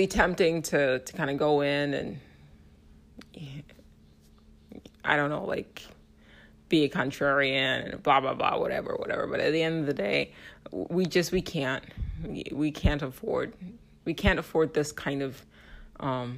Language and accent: English; United States; as an American